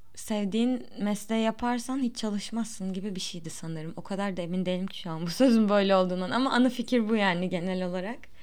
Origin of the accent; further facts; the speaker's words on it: Turkey; first language Turkish; doğduğum ve büyüdüğüm yer olduğu için birçok şey zaten buradan öğrendim